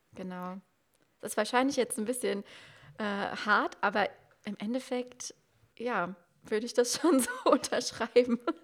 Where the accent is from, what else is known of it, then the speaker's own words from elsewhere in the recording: Germany; ich komme aus dem Westerwald, das kennen auch nicht so viele. Ähm, Köln ist so die nächstgrößere Stadt. Ich bin aber so ein Dorfkind